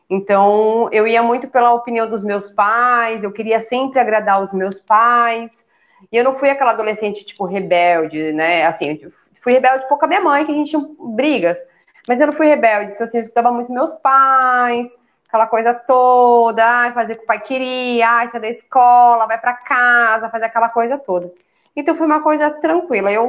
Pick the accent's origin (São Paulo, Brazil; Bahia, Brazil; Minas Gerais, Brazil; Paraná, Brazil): São Paulo, Brazil; eu sou natural de São Paulo, né? Eu nasci e fui criada em São Paulo a minha vida inteira.